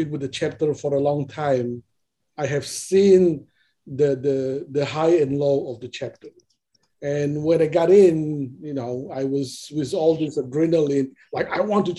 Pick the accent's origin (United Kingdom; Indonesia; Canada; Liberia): Indonesia; now in Seattle, United States; I came from Indonesia